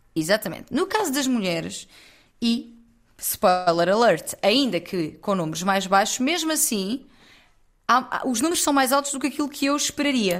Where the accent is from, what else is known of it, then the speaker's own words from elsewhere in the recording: Loulé, Algarve, Portugal; now in Lisbon, Portugal; eu sou de Lolé, que é a terra imediatamente ao lado